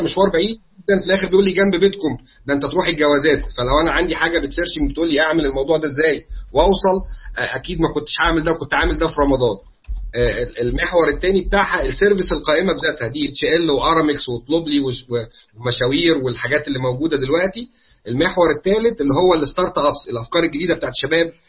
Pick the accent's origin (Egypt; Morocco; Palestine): Egypt; عندنا في مصر